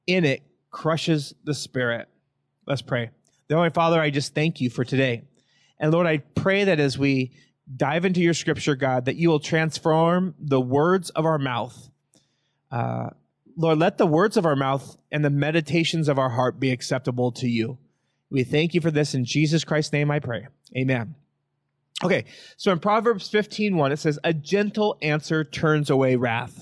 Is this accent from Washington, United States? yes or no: yes; Yakima Valley, Washington, United States; I was raised in the Yakima Valley